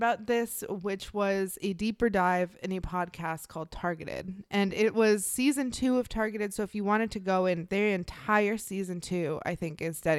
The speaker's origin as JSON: {"language": "English", "region": "Midwest", "country": "United States", "said": "I am from the Midwest."}